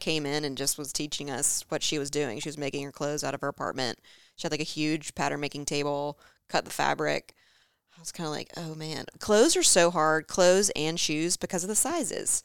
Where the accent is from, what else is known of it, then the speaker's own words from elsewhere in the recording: Charlotte, North Carolina, United States; growing up in Charlotte. I feel like it's a Charlotte family.